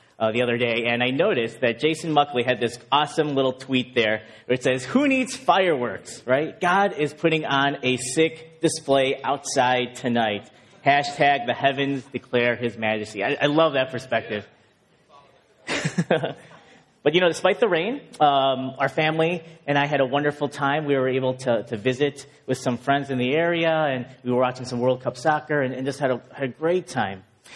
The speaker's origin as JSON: {"language": "English", "town": "Chicago", "region": "Illinois", "country": "United States", "tie": "born or raised there", "moved": "as an adult", "lives_now": "Boston, United States", "said": "growing up in Chicago"}